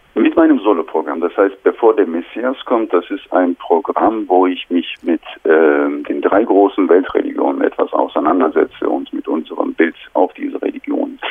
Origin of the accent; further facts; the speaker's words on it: Turkey; German is a second language; moved away as an adult; now in Germany; ich bin in der Türkei aufgewachsen, meine ganze Schullaufbahn war in der Türkei